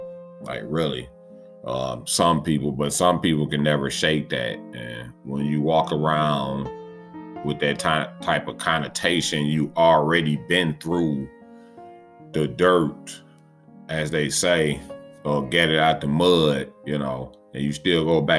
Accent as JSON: {"language": "English", "region": "West Coast", "country": "United States", "said": "I'm from the West Coast and all."}